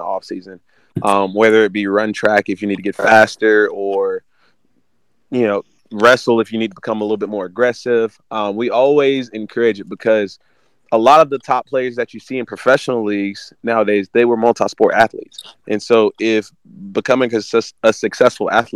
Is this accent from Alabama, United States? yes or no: yes; Auburn, Alabama, United States; also born or lived in Florida; I was born in a smaller town in Florida, moved to a smaller town in Alabama before coming to Auburn. I actually moved here when I was in third going into fourth grade.